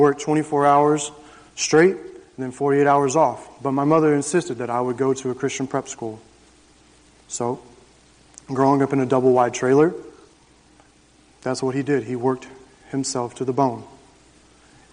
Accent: Jacksonville, Florida, United States; my story begins June 26, 1987, Jacksonville, Florida. I grew up on 2 acres in the suburbs of Jacksonville

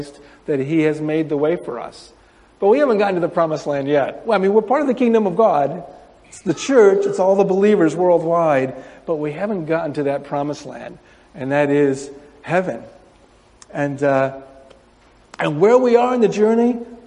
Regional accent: Windsor, New York, United States; moved away as an adult; now in Japan; I grew up in Windsor

